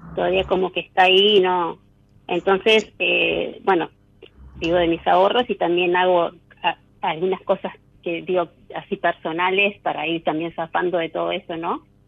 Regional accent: Buenos Aires Province, Argentina; De acá de Buenos Aires, de zona norte

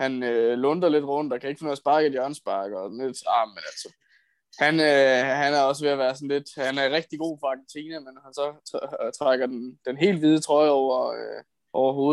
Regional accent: Italy; Jeg er italiener

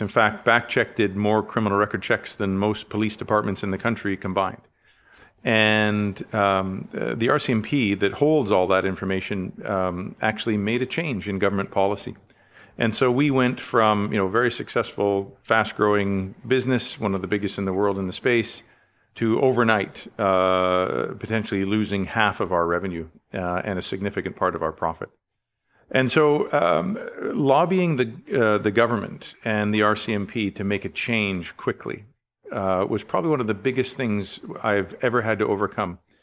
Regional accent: Richmond, British Columbia, Canada; I was born in Richmond, B C, um, in nineteen sixty-nine. And so, uh, wonderful growing up, uh, along the coast

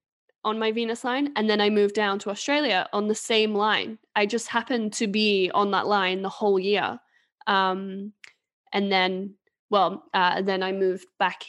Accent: England, United Kingdom; moved away as an adult; now in Sweden; I'm not from Sweden, like I'm from England, but I came to Sweden in 2012

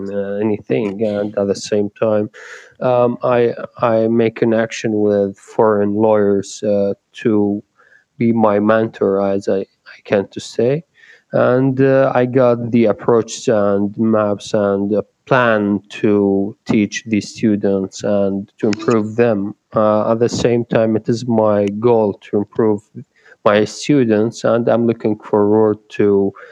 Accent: Iraq; I'm from Iraq

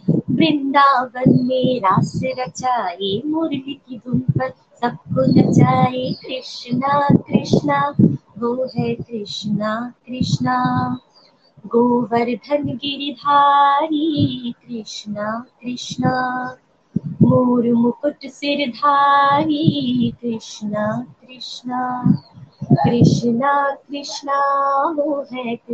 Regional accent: West Bengal, India; और मैं वेस्ट बंगाल से बिलोंग करती हूँ

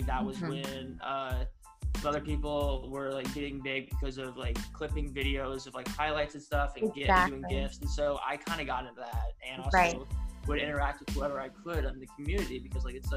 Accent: Atlanta, Georgia, United States; moved away as an adult; also born or lived in Boston / New Jersey; I grew up in Atlanta

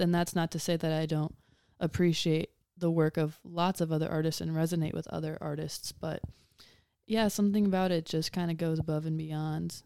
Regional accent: Huron, Ohio, United States; I was raised in Huron, Ohio

